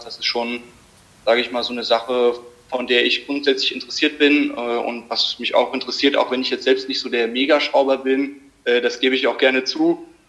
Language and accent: German; Limburg an der Lahn, Hesse, Germany; ich komme aus Limburg